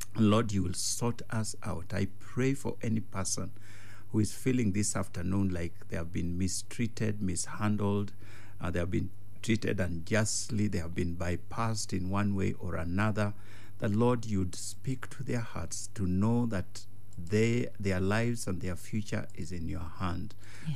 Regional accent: Kenya; that's my village

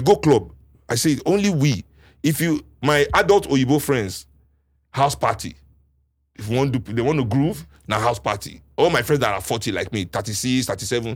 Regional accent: Nigeria; as a Nigerian, sitting with Nigerians

